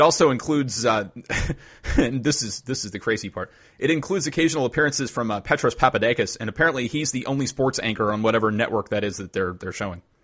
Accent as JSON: {"language": "English", "town": "Lynchburg", "region": "Virginia", "country": "United States", "tie": "born or raised there", "moved": "yes", "said": "a hashtag real parenting story from my hometown."}